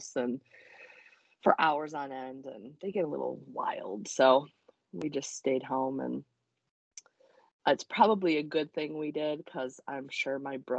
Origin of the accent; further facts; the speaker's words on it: Michigan, United States; now in Ohio, United States; I grew up in Michigan.